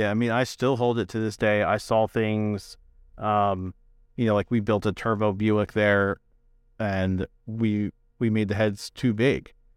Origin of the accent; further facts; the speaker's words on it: New Jersey, United States; I'm from Jersey